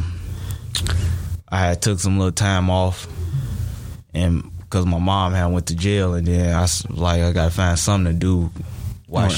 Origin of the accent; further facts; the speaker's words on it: Hammond, Indiana, United States; also born or lived in Harvey, Illinois; I'm not from Chicago. I'm from Hammond, Indiana. But I was born in Harvey, Illinois. I stayed there for a little bit.